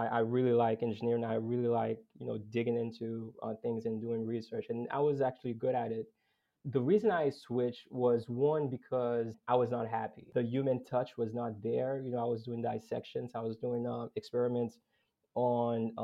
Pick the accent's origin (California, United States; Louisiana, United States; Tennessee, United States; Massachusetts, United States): Massachusetts, United States; Boston; I grew up in Boston